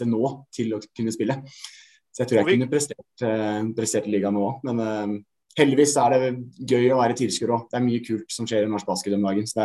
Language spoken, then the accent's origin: Norwegian; Lier, Buskerud, Norway; Fra Tranby. Lier. Ekte busk, kan man si nå.